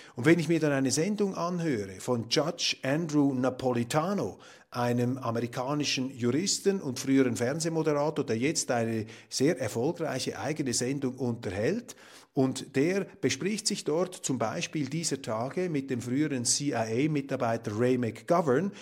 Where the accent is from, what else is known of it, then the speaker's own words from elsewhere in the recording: Switzerland; als Schweizer, die wir es uns gewohnt sind, eher in kleinräumigen Verhältnissen zu denken